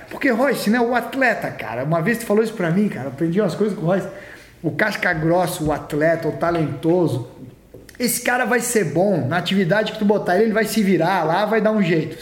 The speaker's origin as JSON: {"language": "Portuguese", "town": "Florianópolis", "region": "Santa Catarina", "country": "Brazil", "tie": "born or raised there", "moved": "yes", "said": "eu cresci em Floripa lá"}